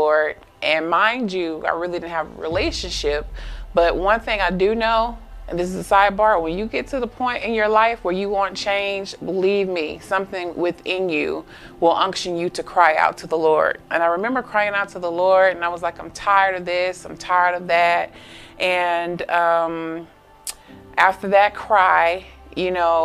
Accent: Augusta, Georgia, United States; I'm from Augusta, Georgia

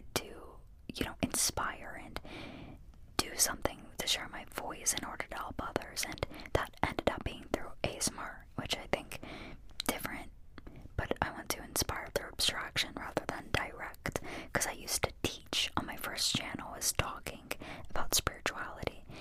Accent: Pittsburgh, Pennsylvania, United States; Where's my accent from? So I'm from Pittsburgh. Born and raised in Pittsburgh, and I still live in Pittsburgh

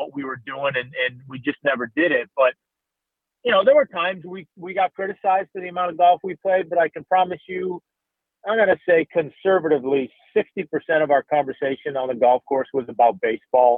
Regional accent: Boston, Massachusetts, United States; moved away; my friends that I grew up with back in Boston

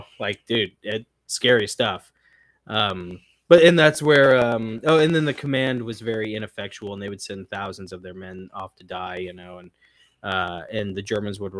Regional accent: the American South, United States; as a Southerner

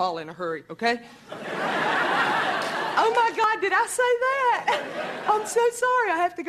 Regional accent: Marietta, Georgia, United States; moved away as an adult; now in New York City, United States; I am from the South, but I've lived in... Thank you. From Marietta, Georgia, I've lived in New York City for 2.5 years.

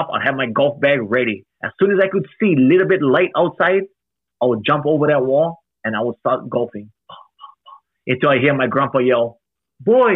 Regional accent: Hawaii, United States; also born or lived in Alaska; I'm born and raised in Hawaii

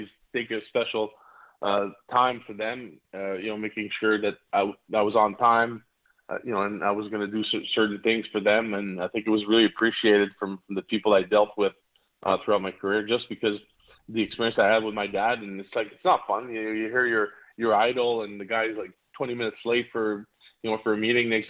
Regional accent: Montreal, Quebec, Canada; I grew up in Montreal

